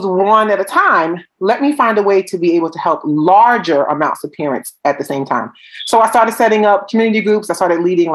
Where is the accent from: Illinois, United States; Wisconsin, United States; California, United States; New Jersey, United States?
New Jersey, United States; Newark; I'm from Newark, New Jersey